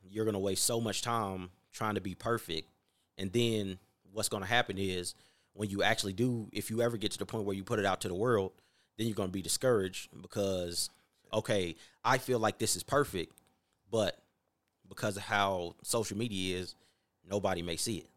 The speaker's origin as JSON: {"language": "English", "region": "North Carolina", "country": "United States", "moved": "yes", "lives_now": "Las Vegas, United States", "said": "I'm from North Carolina"}